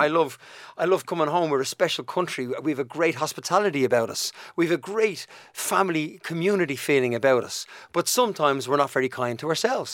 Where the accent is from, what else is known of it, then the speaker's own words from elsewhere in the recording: Dublin, Leinster, Ireland; accent: Dublin; also born or lived in United Kingdom; Shane and I grew up in Donnamid